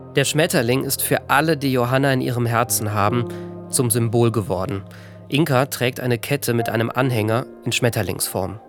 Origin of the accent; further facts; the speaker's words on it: Ahr Valley, Rhineland-Palatinate, Germany; Im Ahrtal, in meiner Heimat